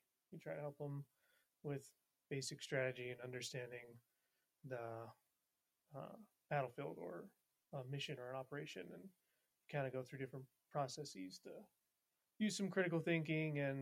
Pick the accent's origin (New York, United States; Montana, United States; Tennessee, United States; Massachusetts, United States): Montana, United States; moved away as an adult; now in Utah, United States; I grew up in Montana